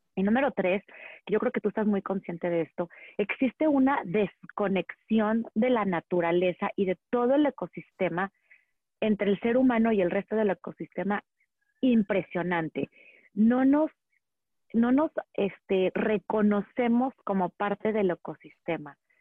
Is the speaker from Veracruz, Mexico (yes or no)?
no; Monterrey, Nuevo León, Mexico; moved away as an adult; also born or lived in Valle de Bravo; now in Metepec, Mexico; yo crecí en Monterrey